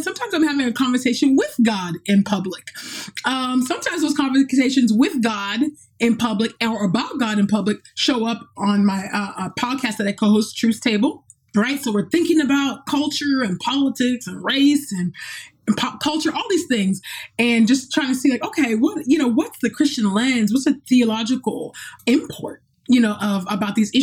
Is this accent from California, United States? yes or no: yes; California, United States; moved away; my hometown in California